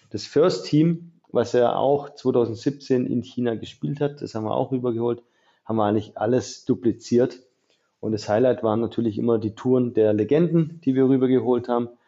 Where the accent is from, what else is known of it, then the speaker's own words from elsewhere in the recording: Illingen, Baden-Württemberg, Germany; also born or lived in Mühlacker; Äh, ich bin zwar in Mühlacker geboren, weil es bei mir im Dorf kein Krankenhaus gab. Ich bin aus Illingen, ähm, also da ist er, da geht ja genau die Grenze zwischen Baden und Württemberg den durch.